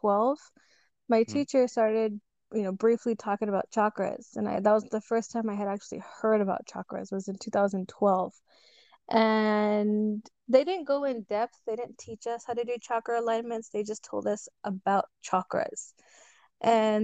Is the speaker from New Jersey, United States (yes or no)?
no; Edinburg, Texas, United States; I'm from Edinburgh, Texas